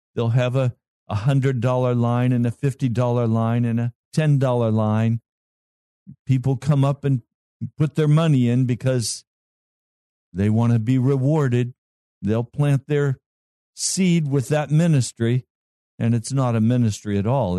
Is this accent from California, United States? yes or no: no; Colorado, United States; That's my home state